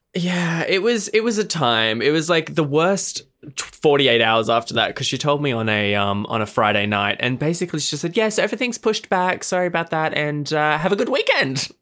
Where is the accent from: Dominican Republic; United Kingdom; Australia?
Australia; I am from Australia